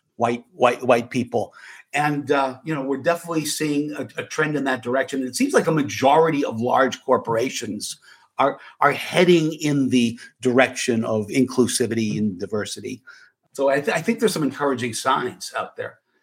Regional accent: Manchester, New Hampshire, United States; I grew up in Manchester, New Hampshire

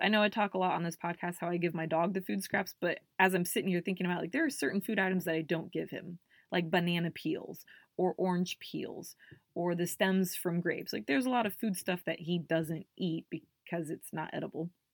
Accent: Indiana, United States; I grew up here in Indiana

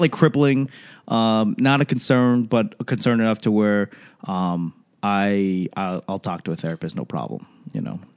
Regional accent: Boston, Massachusetts, United States; I grew up in Boston

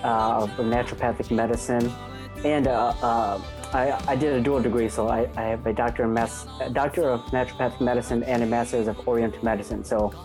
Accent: Menomonie, Wisconsin, United States; moved away as an adult; also born or lived in Arkansas; born and raised in Wisconsin. Yep, until I was about 18.

